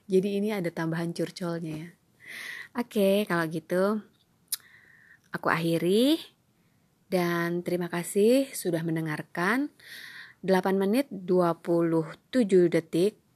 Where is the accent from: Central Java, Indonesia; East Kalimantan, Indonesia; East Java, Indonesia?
East Kalimantan, Indonesia; Balikpapan; nanti aku dibilang terlalu melebih-lebihkan karena aku berasal dari Balikpapan